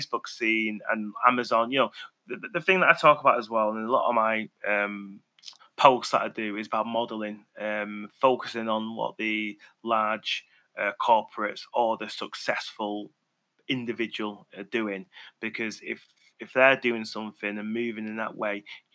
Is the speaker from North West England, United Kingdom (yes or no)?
yes; Manchester, North West England, United Kingdom; accent: Mancunian; my Mancunian tone